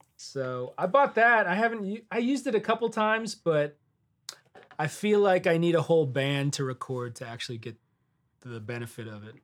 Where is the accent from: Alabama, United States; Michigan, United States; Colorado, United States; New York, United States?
Michigan, United States; Detroit; moved away as an adult; also born or lived in Miami / Los Angeles; now in Nashville, United States; I'm originally from Detroit